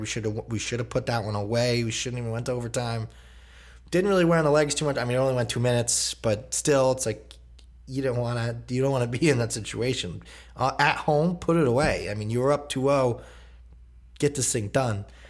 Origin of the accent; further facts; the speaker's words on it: New York, United States; I am a New Yorker at heart.